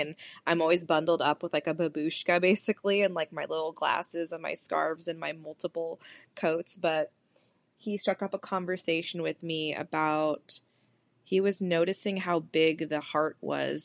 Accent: California, United States; moved away as an adult; now in Detroit area, United States; I'm from California

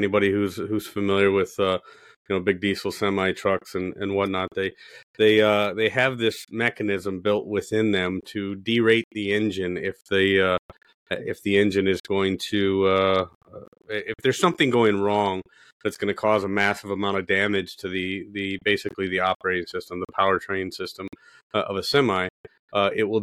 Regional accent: Midwest, United States; I'm a blue collar guy from the Midwest

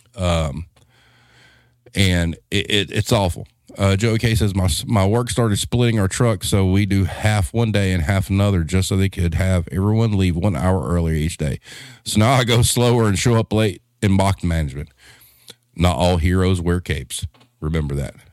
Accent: the South, United States; we're from the South

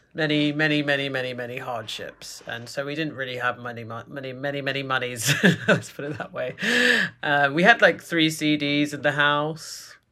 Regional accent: London, United Kingdom; accent: British; moved away as an adult; now in New York, United States; growing up in London

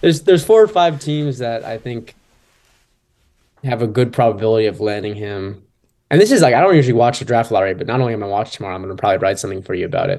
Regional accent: Michigan, United States; moved away; I'm obviously from Michigan

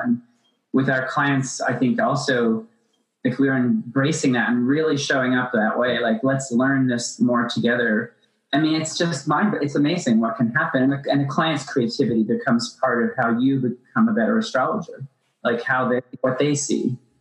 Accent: Appalachia, United States; I grew up in Appalachia

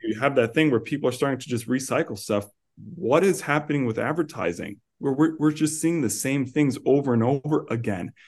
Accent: New York City, New York, United States; moved away as an adult; also born or lived in New Jersey; I grew up on Staten Island

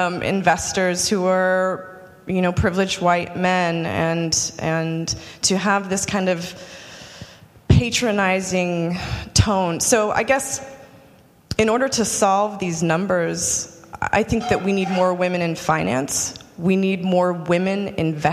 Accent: Utah, United States; I grew up pretty poor in Utah

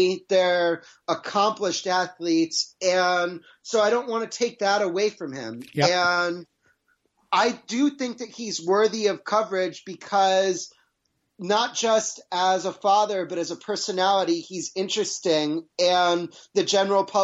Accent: New England, United States; I grew up in New England and listened to Mike and the Mad Dog with my dad

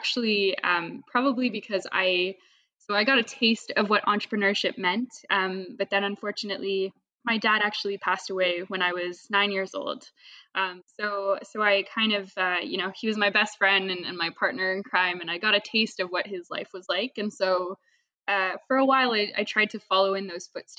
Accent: Toronto, Ontario, Canada; I grew up in Toronto, Canada. So that's where I am right now

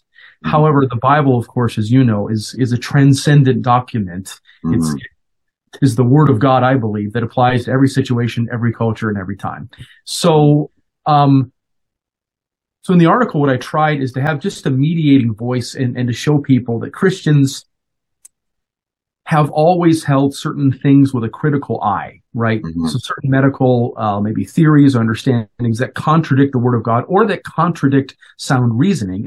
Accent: Colorado, United States; moved away as an adult; now in Minnesota, United States; Originally, I'm from Colorado. I was born and raised

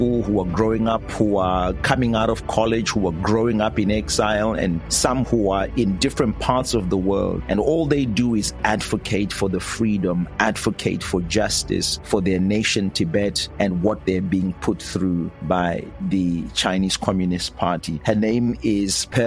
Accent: Zimbabwe; I'm from Zimbabwe

